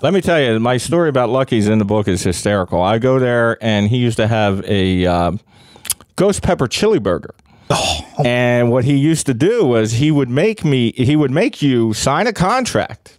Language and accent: English; Philadelphia, Pennsylvania, United States; I grew up in Kensington